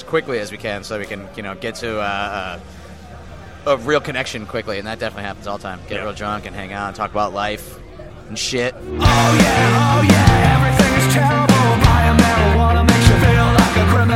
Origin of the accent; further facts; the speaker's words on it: Scranton, Pennsylvania, United States; moved away as an adult; I was from Scranton